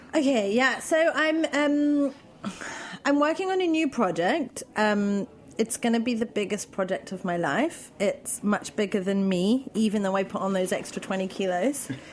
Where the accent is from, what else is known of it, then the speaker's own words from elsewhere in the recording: London, United Kingdom; moved away as an adult; now in Berlin, Germany; I'm from London